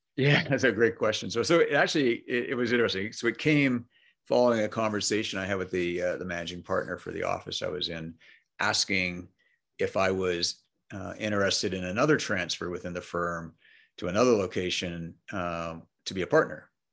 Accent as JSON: {"language": "English", "town": "Montreal", "region": "Quebec", "country": "Canada", "tie": "born or raised there", "first_language": "English", "moved": "yes", "said": "So I grew up in Montreal, Canada"}